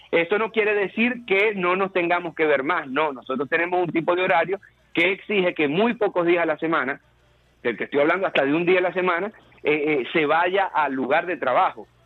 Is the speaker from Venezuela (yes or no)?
yes; Venezuela; porque somos venezolanos